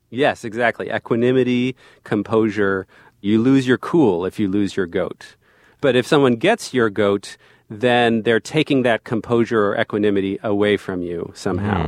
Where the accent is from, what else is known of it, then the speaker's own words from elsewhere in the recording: New Jersey, United States; I was also born and raised in New Jersey